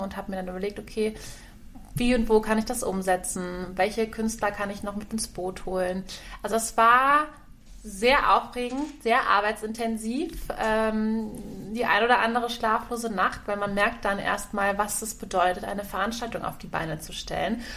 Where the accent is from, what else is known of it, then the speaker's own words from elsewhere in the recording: Kamp-Bornhofen, Rhineland-Palatinate, Germany; meine Heimat ist, ist Kap Bornhofen am Rhein in der Nähe von Koblenz